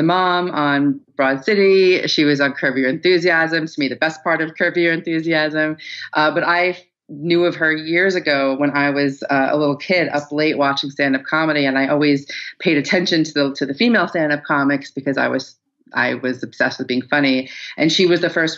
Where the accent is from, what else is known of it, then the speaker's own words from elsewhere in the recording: Long Island, New York, United States; I was from Long Island.